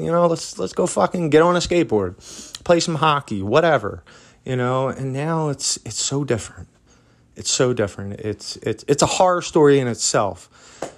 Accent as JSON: {"language": "English", "town": "Philadelphia", "region": "Pennsylvania", "country": "United States", "tie": "born or raised there", "moved": "as an adult", "lives_now": "Asheville, United States", "said": "that is my hometown, man. I love Philadelphia"}